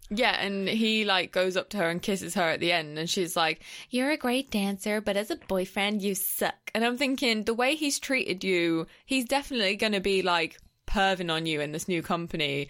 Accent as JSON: {"language": "English", "region": "England", "country": "United Kingdom", "said": "I was from England."}